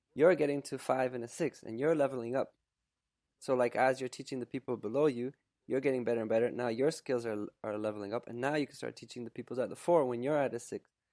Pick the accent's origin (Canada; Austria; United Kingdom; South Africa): Canada; also born or lived in Poland / Germany / Quebec; by the time I was two, we moved, we emigrated to Canada